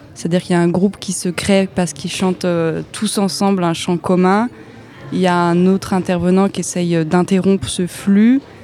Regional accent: Brittany, France; j'ai grandi en Bretagne

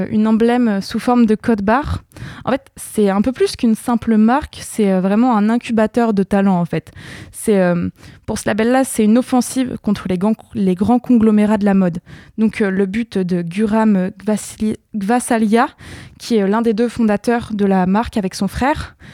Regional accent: France; je suis française

